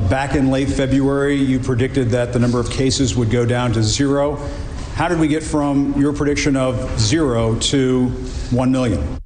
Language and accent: English; Wilmington, Delaware, United States; Delaware News Journal, I should say. That's my hometown team